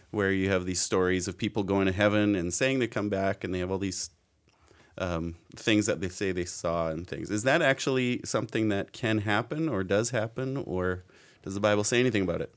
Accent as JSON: {"language": "English", "town": "Abbotsford", "region": "British Columbia", "country": "Canada", "tie": "born or raised there", "said": "I grew up here in Abbotsford and M E I, M B churches and things"}